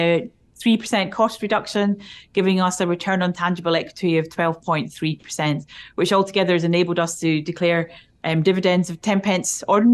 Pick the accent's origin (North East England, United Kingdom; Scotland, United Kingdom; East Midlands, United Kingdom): Scotland, United Kingdom; accent: Scottish; I am Scottish